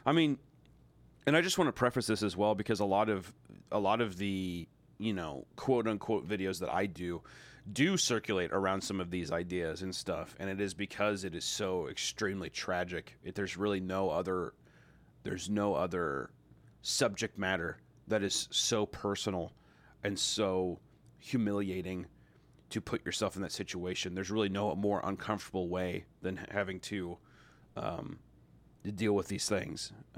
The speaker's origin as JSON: {"language": "English", "region": "the Bible Belt", "country": "United States", "tie": "born or raised there", "said": "I grew up in the Bible Belt as well."}